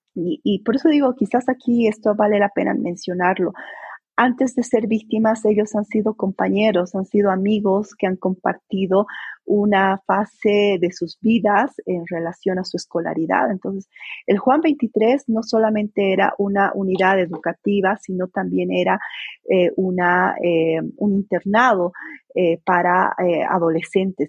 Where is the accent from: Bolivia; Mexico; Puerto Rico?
Bolivia; mi país